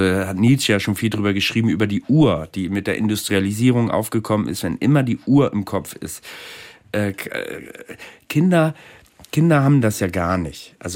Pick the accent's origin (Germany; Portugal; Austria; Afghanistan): Germany; ich bin Deutscher, ich bin auch gerne Deutsch und zum Deutschland gehört ja auch das Hadern mit dem Deutschsein.